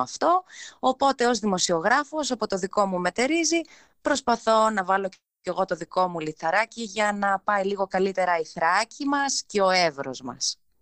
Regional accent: Alexandroupoli, Eastern Macedonia and Thrace, Greece; γεννήθηκα και μεγάλωσα στην Αλεξανδρούπολη.

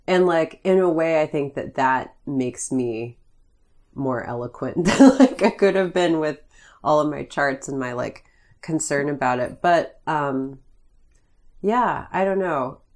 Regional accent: Greene County, Pennsylvania, United States; I grew up in Greene County

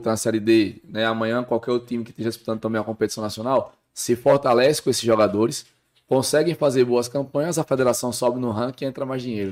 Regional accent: Mossoró, Rio Grande do Norte, Brazil; Eu sou de Mossoró, sou nascido em Mossoró.

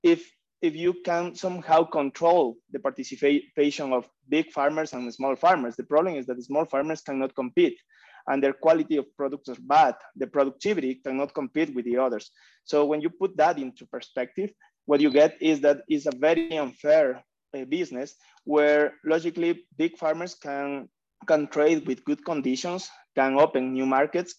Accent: Ecuador; I am also from Ecuador

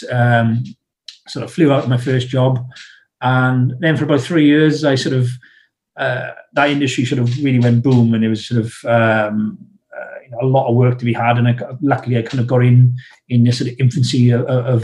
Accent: South Wales, United Kingdom; accent: South Wales; moved away as an adult; I'm from South Wales

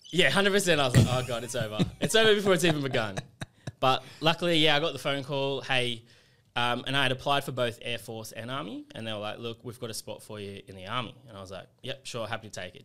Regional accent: Sydney, New South Wales, Australia; also born or lived in England; now in Canberra, Australia; I, I, uh, grew up in Western Sydney

